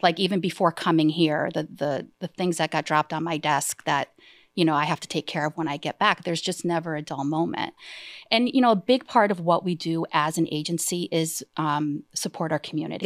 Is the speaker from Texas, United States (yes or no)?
no; Easthampton, Massachusetts, United States; I I'm born and raised in East Hampton